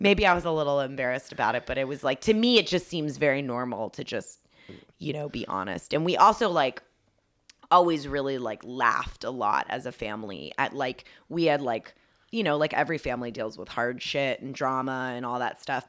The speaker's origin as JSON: {"language": "English", "town": "Dunwoody", "region": "Georgia", "country": "United States", "tie": "born or raised there", "moved": "yes", "lives_now": "California, United States", "said": "I grew up in Atlanta, and I grew up in Dun-, it, it was actually Dunwoody, Georgia, so it was, like, the suburbs."}